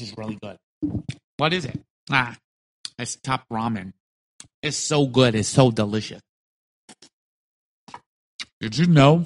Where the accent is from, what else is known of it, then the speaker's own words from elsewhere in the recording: New York City, New York, United States; I was so poor as a kid growing up in Brooklyn